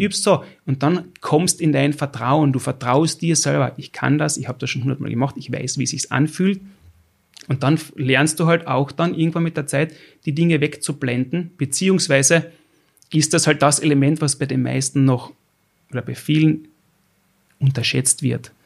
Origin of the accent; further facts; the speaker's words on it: Austria; ich als verwähnter Österreicher